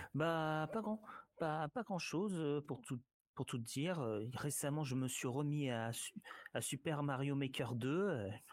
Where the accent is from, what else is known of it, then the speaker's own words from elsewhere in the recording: Orléans, Centre-Val de Loire, France; moved away; also born or lived in Cléry-Saint-André / south of France; mes années d'enfance à Orléans, à Orléans, Cléry-Saint-André aussi